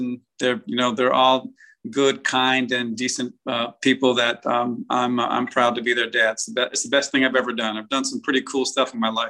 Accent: Staten Island, New York, United States; born there; also born or lived in Germany; I was born in Staten Island, New York. And then we lived along the East Coast, a couple of places, and actually lived overseas for almost 3 years. Lived in Germany on a little island called Sylt off the North Sea.

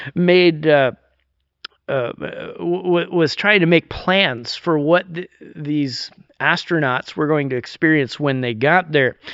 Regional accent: New York, United States; now in Vernonia, United States; I'm actually from New York

